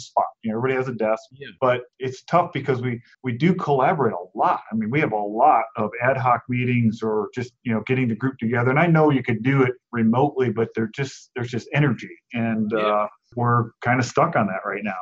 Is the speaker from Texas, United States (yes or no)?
no; Cleveland, Ohio, United States; moved away as an adult; also born or lived in Buffalo, New York; now in Phoenix, United States; I grew up in Cleveland